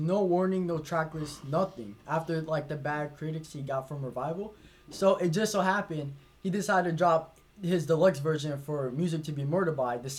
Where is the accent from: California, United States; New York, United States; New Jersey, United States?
New Jersey, United States; also born or lived in Connecticut; now in Broward County, United States; Alright, I'm from Mercer County, Jersey, and then I moved around a little bit, moved to Connecticut, and now I'm in Broward County, Florida.